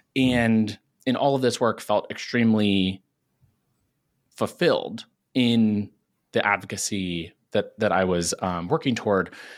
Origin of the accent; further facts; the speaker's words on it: small town outside of Cincinnati, Ohio, United States; moved away as an adult; now in New York City, United States; I'm originally from Ohio, pretty small town outside of Cincinnati